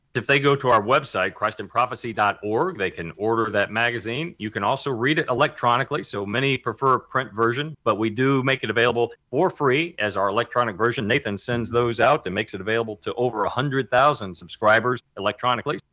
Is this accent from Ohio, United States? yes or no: no; Kentucky, United States; now in Texas, United States; my home state of Kentucky